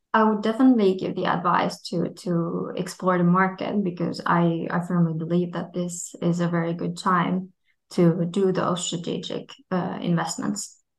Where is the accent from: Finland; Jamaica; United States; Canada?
Finland; my home country, Finland